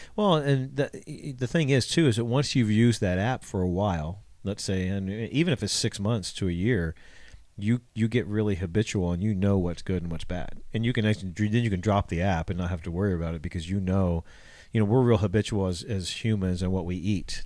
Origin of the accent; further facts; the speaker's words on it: Ohio, United States; moved away; I'm from Ohio